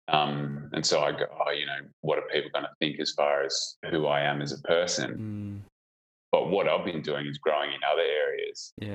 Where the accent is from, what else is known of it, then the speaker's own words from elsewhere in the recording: about an hour out of Melbourne, rural Victoria, Australia; now in Perth, Australia; I grew up in uh, rural Victoria, about oh, an hour yeah. out of Melbourne